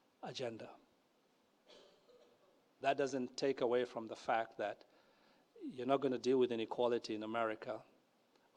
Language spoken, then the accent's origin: English; Kenya; moved away as an adult; I grew up in Kenya